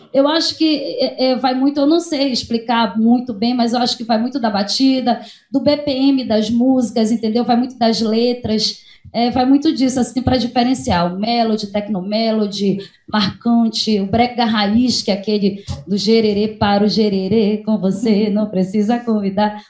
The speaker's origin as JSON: {"language": "Portuguese", "town": "Santa Isabel do Pará", "region": "Pará", "country": "Brazil", "also_born_or_lived": "Maranhão", "moved": "as an adult", "said": "nós somos daqui de Santa Isabel"}